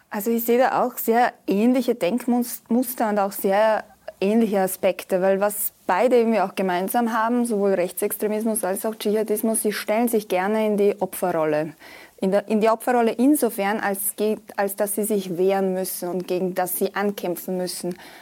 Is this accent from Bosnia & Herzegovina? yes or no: yes; Bosnia & Herzegovina; moved away; ich komme ja aus Bosnien und Herzegowina